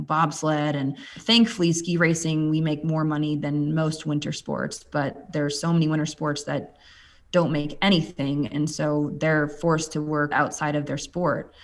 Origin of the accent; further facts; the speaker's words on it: Minnesota, United States; moved away; also born or lived in Colorado; I grew up in Minnesota